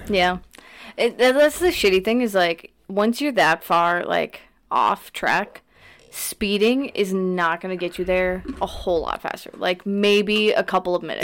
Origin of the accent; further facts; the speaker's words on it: Wisconsin, United States; we're from Wisconsin